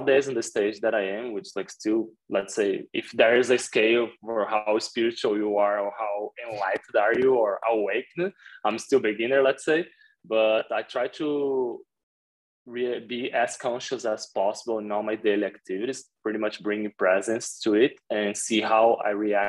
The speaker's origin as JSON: {"language": "English", "country": "Brazil", "tie": "born or raised there", "also_born_or_lived": "Jakarta, Indonesia", "moved": "as an adult", "said": "growing up in Brazil"}